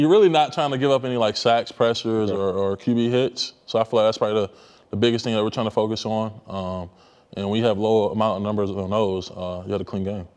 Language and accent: English; near FedEx Field, Maryland, United States; moved away as an adult; we used to practice like right behind FedEx Field